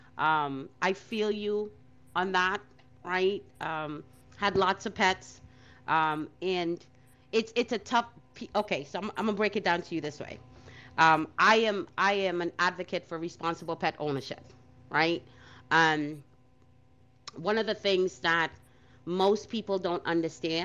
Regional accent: New York City, New York, United States; growing up in Brooklyn

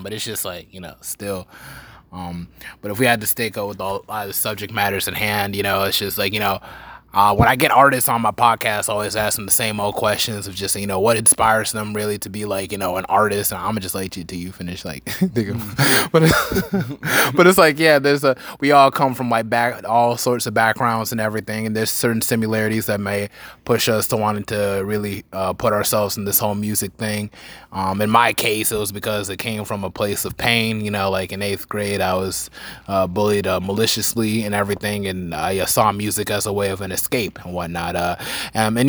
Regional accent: Charlotte, North Carolina, United States; I'm from Charlotte and like it's cool out there and everything, I guess, but I kinda outgrew it

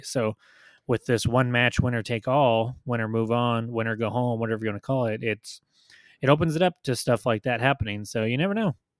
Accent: United States; as an American sports fan

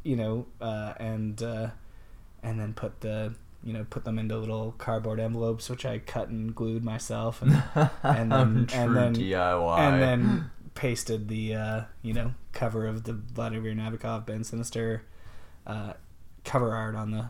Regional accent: Kelowna, British Columbia, Canada; I grew up in Kelowna, BC

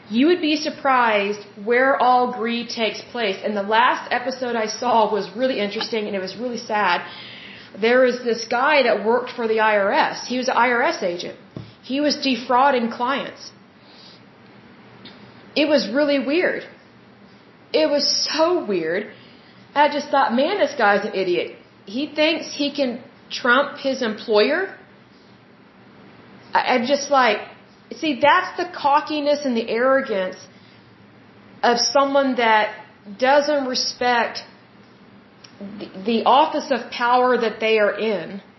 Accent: United States; as the American people

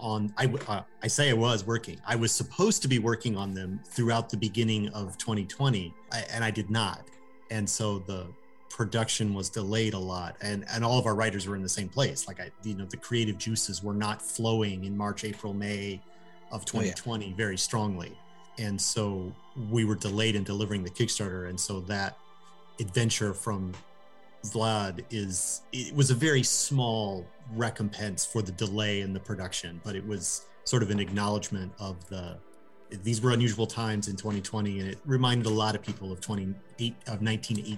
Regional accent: United States; I'm an American

